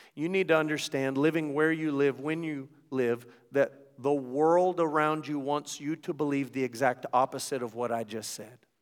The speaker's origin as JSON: {"language": "English", "country": "United States", "said": "as an American"}